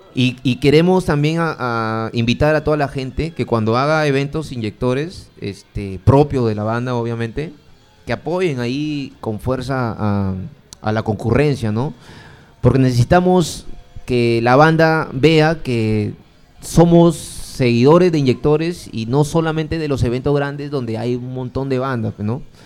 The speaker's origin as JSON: {"language": "Spanish", "region": "Piura", "country": "Peru", "moved": "yes", "lives_now": "Lima, Peru", "said": "yo soy de Piura"}